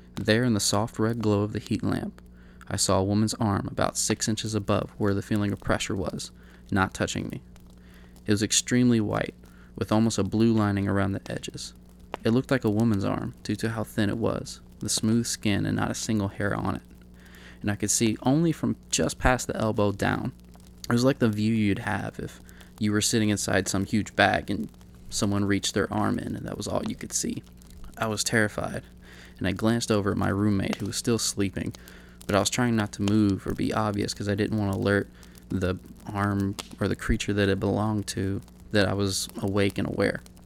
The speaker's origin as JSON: {"language": "English", "region": "Kentucky", "country": "United States", "tie": "born or raised there", "also_born_or_lived": "Pikeville, Kentucky", "moved": "as an adult", "lives_now": "Sacramento, United States", "said": "My home state is Kentucky"}